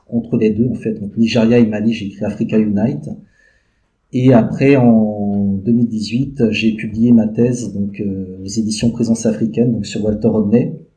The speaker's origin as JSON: {"language": "French", "country": "Benin", "tie": "born or raised there", "also_born_or_lived": "Paris, France / Montreal, Canada", "moved": "yes", "said": "je suis né au Bénin, ma mère est martiniquaise"}